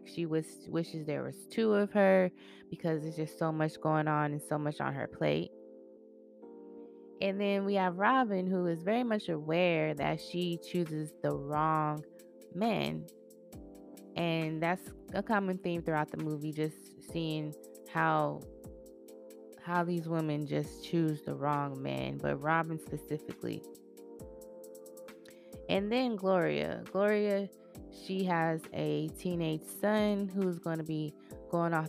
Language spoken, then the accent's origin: English; Arizona, United States; my home state